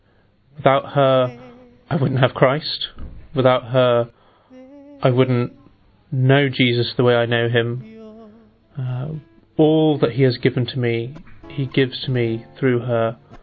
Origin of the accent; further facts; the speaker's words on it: England, United Kingdom; also born or lived in Australia; I was born in Australia but grew up in England, hence the accent. I'm 26 years old